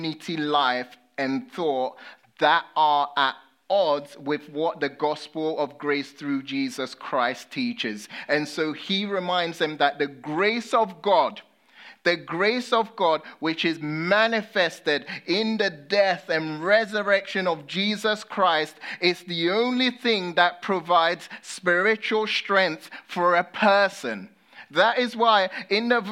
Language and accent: English; United Kingdom; accent: British; I'm a Brit